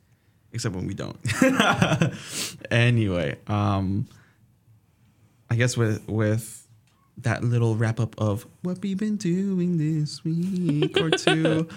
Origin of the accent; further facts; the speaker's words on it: Alaska, United States; It's like, cool, I'm from Alaska, but I'm not used to this either.